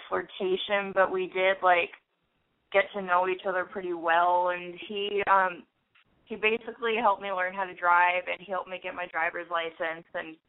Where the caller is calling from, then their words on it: San Francisco, California, United States; Hi, I'm …. I'm 18, and I am in San Francisco.